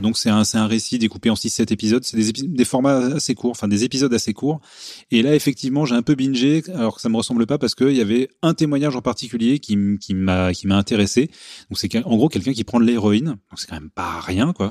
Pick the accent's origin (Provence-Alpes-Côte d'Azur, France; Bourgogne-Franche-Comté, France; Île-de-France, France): Île-de-France, France; Paris; je suis parisien